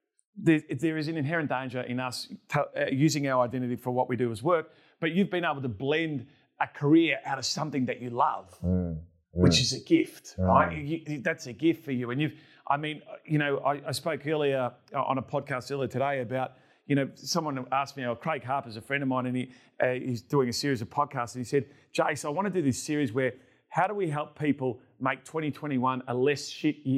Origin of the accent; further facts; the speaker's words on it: Melbourne, Victoria, Australia; growing up in Melbourne